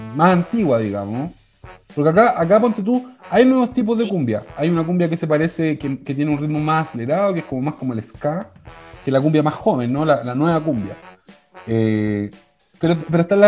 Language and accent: Spanish; Chile; Somos chilenos, pues somos chilenos